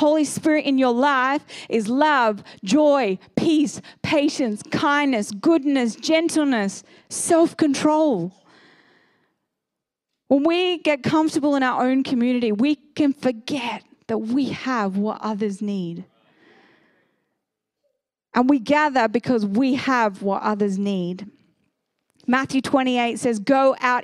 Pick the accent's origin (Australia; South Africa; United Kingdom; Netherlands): Australia; Sydney, New South Wales; moved away as an adult; now in Seaton, Australia; I grew up in Northern Beaches